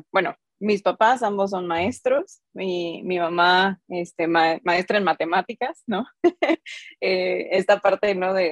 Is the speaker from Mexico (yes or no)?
yes; Mexico City, Mexico; now in Guadalajara, Mexico; soy, soy de Ciudad de México, recién mudada a Guadalajara, la verdad.